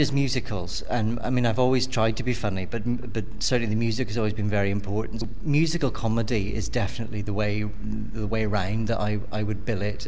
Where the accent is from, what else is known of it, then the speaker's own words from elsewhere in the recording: Belfast, Northern Ireland, United Kingdom; moved away; I'm from Belfast originally